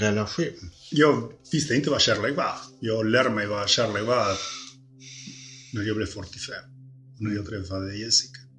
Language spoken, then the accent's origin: Swedish; Montevideo, Uruguay; born or raised there; now in Sweden